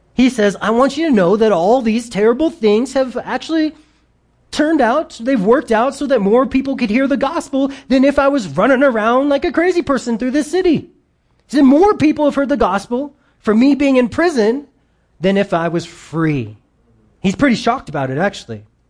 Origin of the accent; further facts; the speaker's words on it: United States; we grew up in America